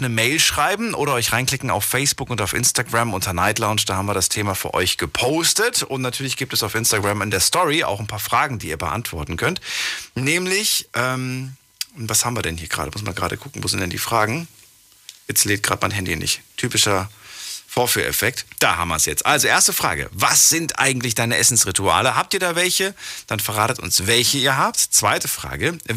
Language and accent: German; Scheuerfeld, Rhineland-Palatinate, Germany; Ich komme aus äh, Scheuerfeld. Scheuerfeld? Das ist in Rheinland-Pfalz.